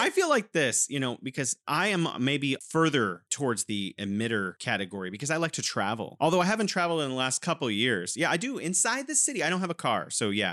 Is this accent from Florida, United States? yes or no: no; California, United States; moved away as an adult; now in Wuhan, China; I'm originally from California, but now I'm living in beautiful Wuhan, China.